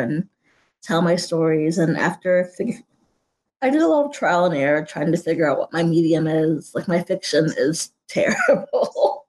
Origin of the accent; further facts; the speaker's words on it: Houston, Texas, United States; moved away as an adult; also born or lived in Germany; now in Kansas City, United States; I'm still Texan